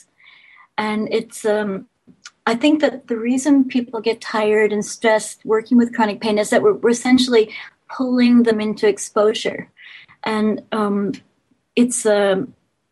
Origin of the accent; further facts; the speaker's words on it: United States; moved away as an adult; also born or lived in Richmond, Indiana; now in Sweden; in the U.S. So I grew up in the U.S.